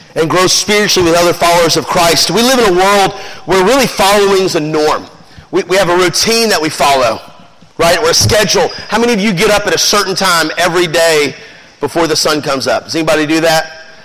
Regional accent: Memphis, Tennessee, United States; we're from Memphis

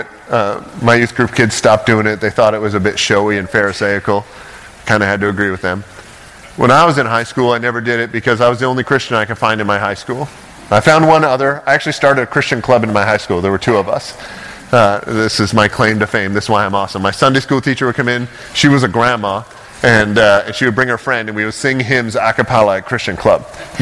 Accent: Ontario, Canada; also born or lived in Toccoa, Georgia; now in Oregon, United States; I grew up in Ontario, in Canada, which it makes Oregon look conservative where I'm from

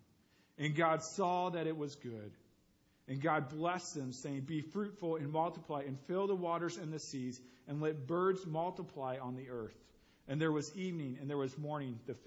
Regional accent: St. Louis, Missouri, United States; also born or lived in Columbia, Missouri; I grew up in St. Louis, Missouri

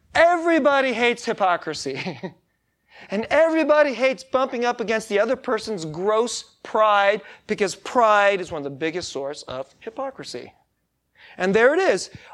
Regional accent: United States; I'm American

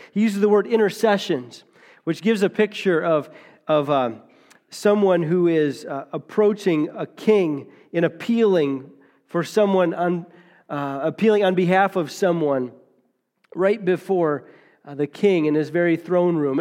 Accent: United States; We're taught as, as American Christians

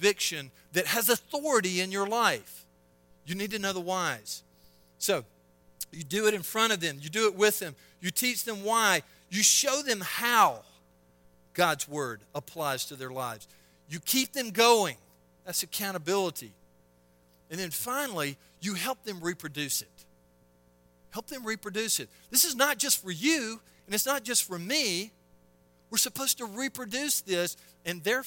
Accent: Selma, Alabama, United States; I'm from Selma, Alabama, of all armpits of a place to grow up

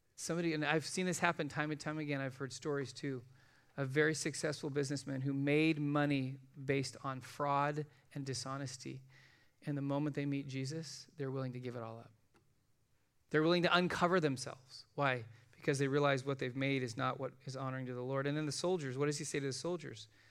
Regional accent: United States; I'm an American

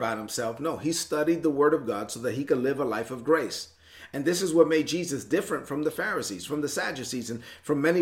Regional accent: New York, United States; moved away; I'm from New York.

